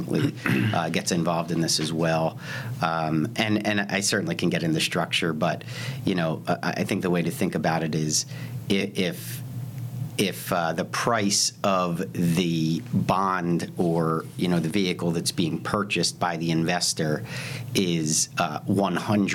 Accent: Lower Merion, Pennsylvania, United States; I grew up in Philadelphia, right outside Philadelphia, in an area called Lower Merion

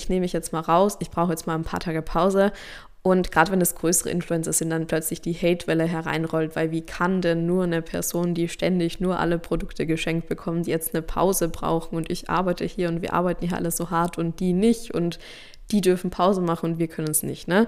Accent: Austria; Zumindest bei uns in Österreich, in Deutschland, in der Schweiz ist es so, da weiß ich das.

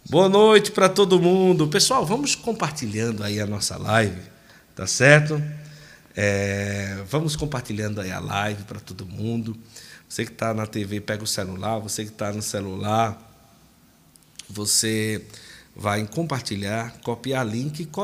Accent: Curitiba, Paraná, Brazil; Sou de Curitiba.

